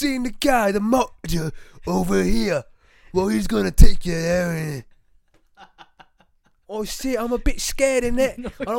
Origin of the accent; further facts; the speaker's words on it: the South, United States; It's me. I'm from the South. I can't do a South one right now.